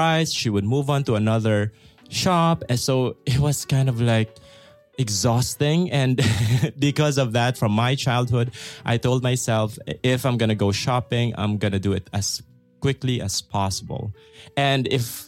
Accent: Philippines; I'm from the Philippines. Mm-hmm. We don't have winter

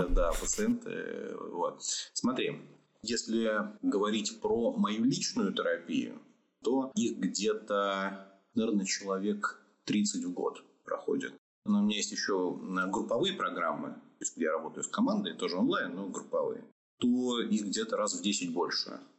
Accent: Orenburg, Orenburg Oblast, Russia; born there; also born or lived in Saint Petersburg / Moscow; Я родился в Оренбурге, учился в Петербурге, работал в Москве.

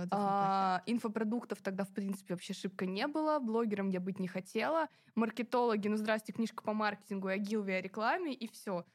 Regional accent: Kaliningrad, Kaliningrad Oblast, Russia; born or raised there

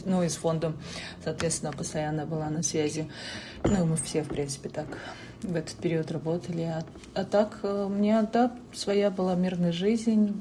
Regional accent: Buryatia, Russia; also born or lived in Saint Petersburg; now in United States; я вот из Бурятии

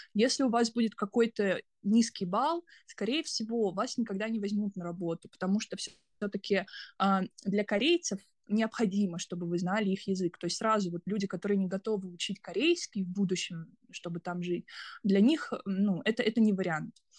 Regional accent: Kaliningrad, Kaliningrad Oblast, Russia; moved away as an adult; also born or lived in United States; now in South Korea; я из, сама из Калининграда

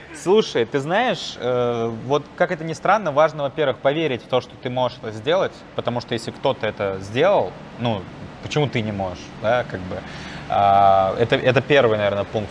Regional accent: Volgograd, Volgograd Oblast, Russia; moved away; also born or lived in Moscow; я, ну, сам из Волгограда

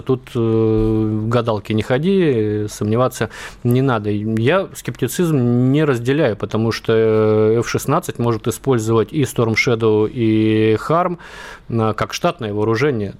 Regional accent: Vladivostok, Primorsky Krai, Russia; Я вырос в Владивостоке, вот все дело детства

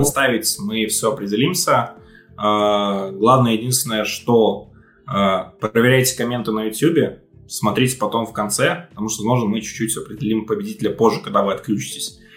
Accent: Belarus; Я сам из Беларуси

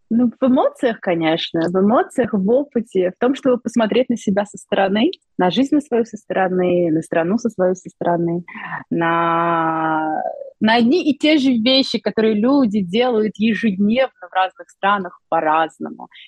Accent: Saint Petersburg, Russia; Поскольку я сама из Петербурга, э, то постоянно, часто приезжая в Казань, я получаю невероятное удовольствие

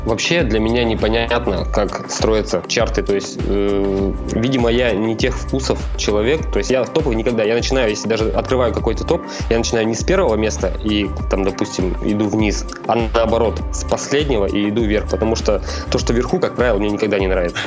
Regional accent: Nizhny Tagil, Sverdlovsk Oblast, Russia; в моем родном городе, это Нижний Тагил

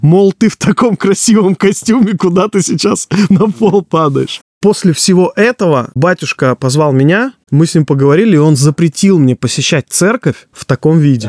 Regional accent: Neryungri, Sakha Republic, Russia; Я сам родом из Якутии, сам Магадан даже еще суровее, чем город Нерюнгри, откуда я родом.

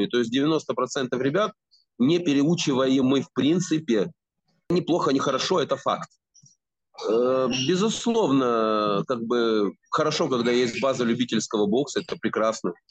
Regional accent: Kyiv, Ukraine; я киевлянин и, э, соответственно, жил и работал в Киеве.

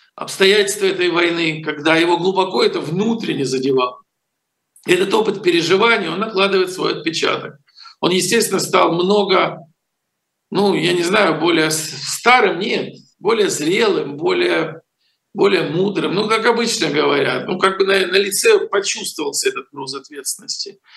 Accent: Ukraine; moved away; если бы я не родился в Украине, не вырос, не построил там огромный телевизионный канал

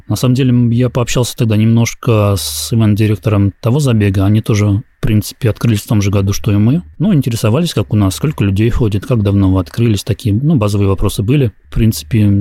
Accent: Russia; я из России

